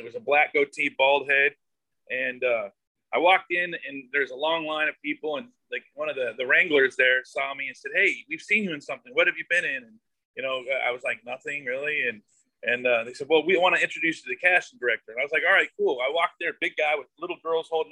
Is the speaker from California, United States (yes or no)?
no; Eugene, Oregon, United States; I'm from Eugene, Oregon originally